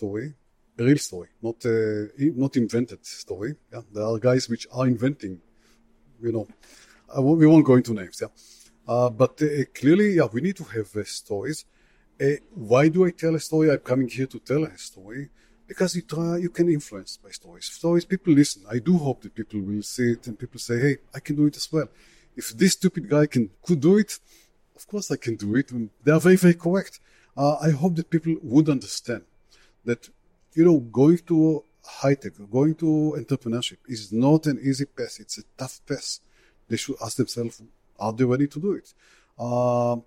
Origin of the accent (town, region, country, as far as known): Israel